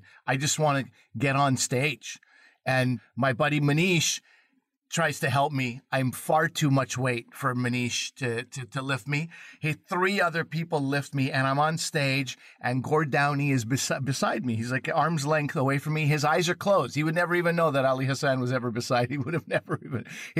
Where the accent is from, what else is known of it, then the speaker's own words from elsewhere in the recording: Quebec, Canada; I grew up in Quebec